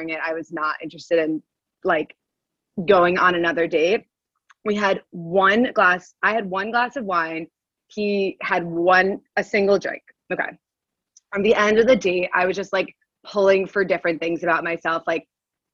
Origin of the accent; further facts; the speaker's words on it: Westchester, New York, United States; now in New York City, United States; I'm originally from Westchester. I normally live in the city